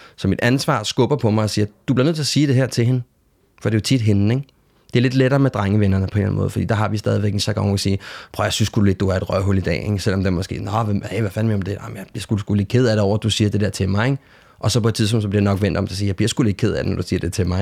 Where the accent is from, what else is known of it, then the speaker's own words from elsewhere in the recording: Denmark; hvor jeg kommer fra, ud fra rækkehuset i Lønby